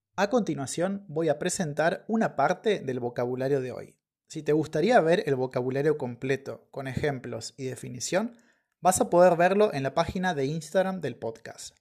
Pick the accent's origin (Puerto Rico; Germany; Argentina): Argentina; moved away; estoy en mi ciudad natal ahora